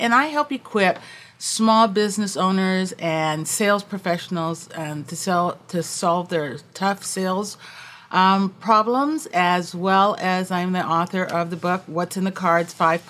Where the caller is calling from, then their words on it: Washington, District of Columbia, United States; I am joining you from Washington, D.C.